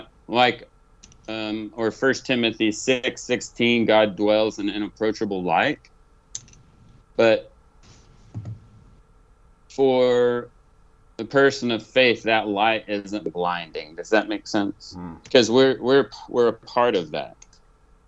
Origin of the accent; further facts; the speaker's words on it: Oklahoma, United States; also born or lived in Tennessee; I'm from Oklahoma, but my dad, you know, Swede from Minnesota